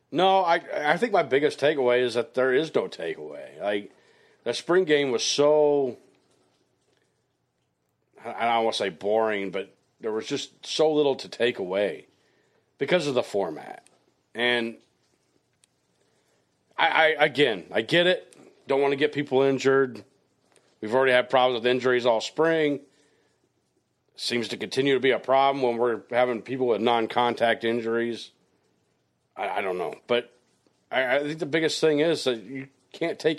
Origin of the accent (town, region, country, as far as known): Hastings, Nebraska, United States